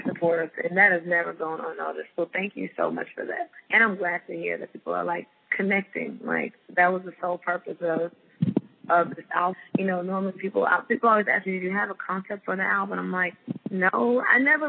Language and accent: English; Florida, United States; moved away; my home state to Florida